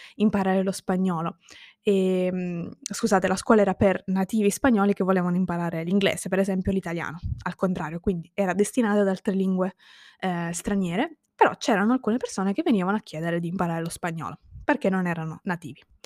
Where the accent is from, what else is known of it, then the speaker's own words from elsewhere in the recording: Italy; io sono italiana